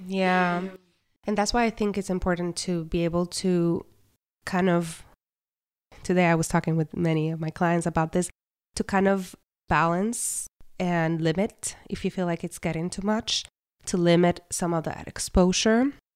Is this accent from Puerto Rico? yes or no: yes; Puerto Rico; I was born and raised in Puerto Rico